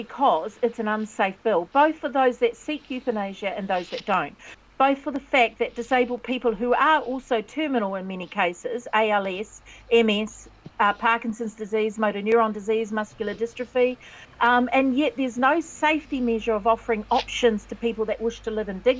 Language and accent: English; Taranaki, New Zealand; also born or lived in Waikato; It was that rare growing up in Taranaki, but that's a small town